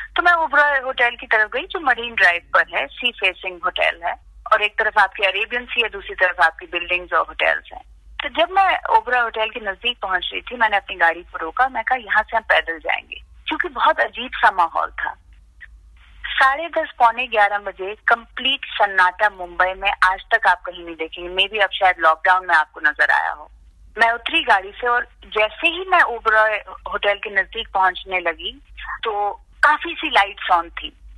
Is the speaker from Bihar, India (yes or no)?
no; Jammu and Kashmir, India; now in Mumbai, India; मैं कश्मीर से हूँ I have lived in Kashmir through the violence through the years of terrorism